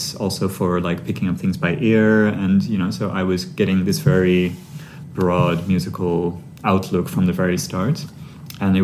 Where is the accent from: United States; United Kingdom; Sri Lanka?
Sri Lanka; I grew up in Sri Lanka